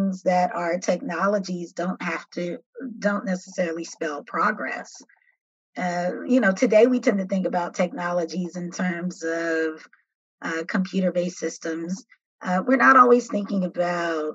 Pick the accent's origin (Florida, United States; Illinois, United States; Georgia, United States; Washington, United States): Illinois, United States; Chicago; also born or lived in Atlanta; I grew up in Chicago on the South Side